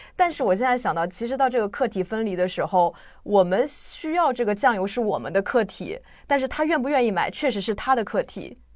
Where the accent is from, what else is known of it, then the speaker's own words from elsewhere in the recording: China; 对于我们中国人而言，就是彼此干涉实在是太多了